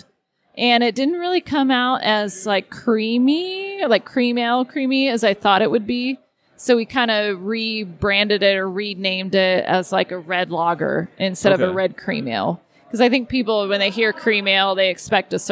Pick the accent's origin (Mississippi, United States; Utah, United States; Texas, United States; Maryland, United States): Texas, United States; I grew up in Texas